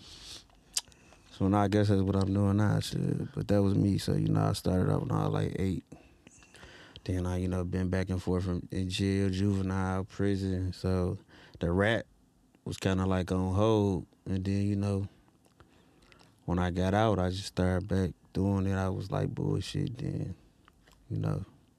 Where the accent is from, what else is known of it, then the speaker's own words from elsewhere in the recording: Detroit, Michigan, United States; east side of Detroit.